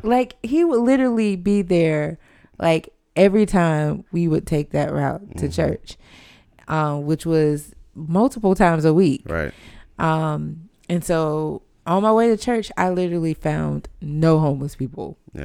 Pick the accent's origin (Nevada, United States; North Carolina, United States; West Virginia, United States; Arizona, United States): North Carolina, United States; Fayetteville; moved away as an adult; now in Charlotte, United States; growing up in Fayetteville